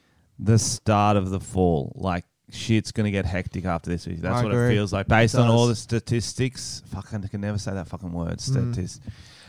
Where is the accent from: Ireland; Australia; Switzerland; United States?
Australia; I'm there the same as every Australian.